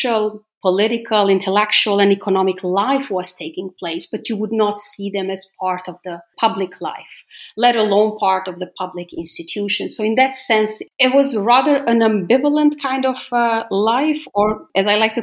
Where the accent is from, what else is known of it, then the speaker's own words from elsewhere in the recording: Gjilan, Gjilan District, Kosovo; I grew up in Gjilan, in Gnjilane